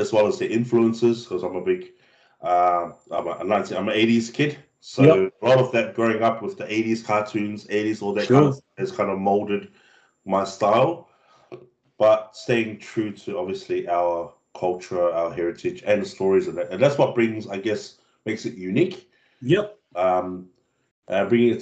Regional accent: Cook Islands; also born or lived in New Zealand; being brought up on a small island of Moke where everything was traditional back home, bro. Like, it's very traditional. And I didn't know how, because I moved from New Zealand to the Cook Islands when I was about 8

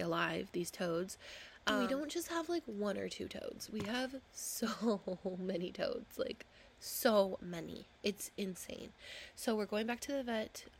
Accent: Huntington Beach, California, United States; moved away; I grew up in Huntington Beach

